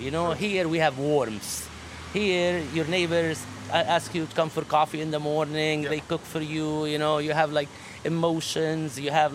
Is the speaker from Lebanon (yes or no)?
yes; Baalbek, Baalbek-Hermel, Lebanon; also born or lived in United States; now in Beirut, Lebanon; I was born in Baalbek.